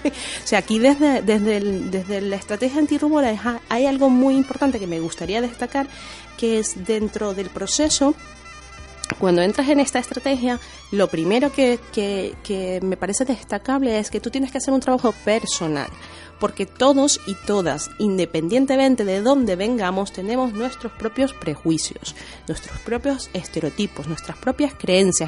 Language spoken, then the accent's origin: Spanish; Venezuela; now in Spain; crecí en la cultura eh, venezolana, porque mi madre es venezolana, pero mi padre es italiano